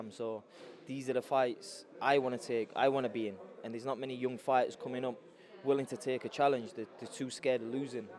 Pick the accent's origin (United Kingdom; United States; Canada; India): United Kingdom; Sheffield, Yorkshire and the Humber; I'm in my hometown